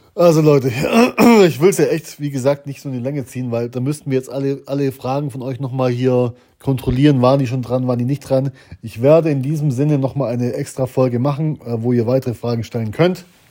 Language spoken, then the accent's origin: German; Germany; wir kommen vom äh, Bodensee